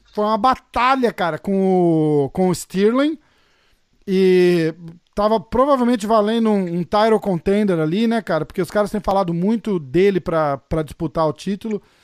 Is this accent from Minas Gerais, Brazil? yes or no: no; São Paulo, Brazil; Eu sou de São Paulo